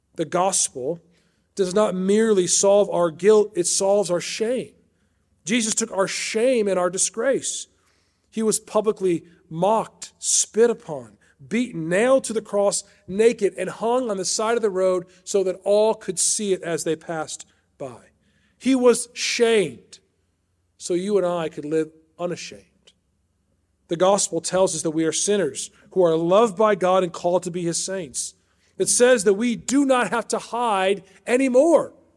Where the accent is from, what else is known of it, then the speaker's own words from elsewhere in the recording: Chicago, Illinois, United States; moved away as an adult; also born or lived in Washington, D.C.; I was raised outside Chicago in the Northwest suburbs